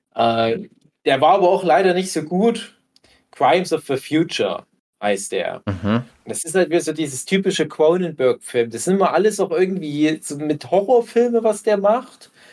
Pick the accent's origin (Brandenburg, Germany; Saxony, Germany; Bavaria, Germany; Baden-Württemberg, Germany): Saxony, Germany; Erzgebirge; bei uns im Erzgebirge